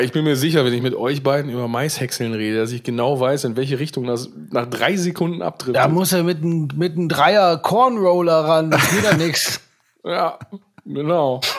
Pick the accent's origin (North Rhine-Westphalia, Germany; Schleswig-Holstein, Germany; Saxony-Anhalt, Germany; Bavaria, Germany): North Rhine-Westphalia, Germany; Saerbeck; ja, ich komme zwar aus Saarbeck, aber ich sage einfach, ich komme aus Brochterbeck.